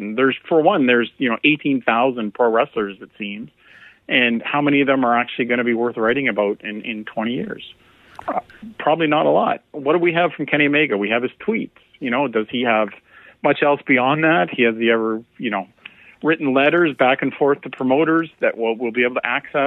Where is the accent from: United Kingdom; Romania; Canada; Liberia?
Canada; a Canadian